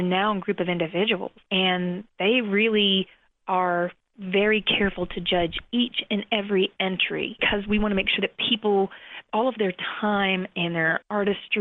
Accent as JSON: {"language": "English", "town": "Asheville", "region": "North Carolina", "country": "United States", "tie": "born or raised there", "also_born_or_lived": "New York City", "moved": "as an adult", "said": "Asheville is my hometown"}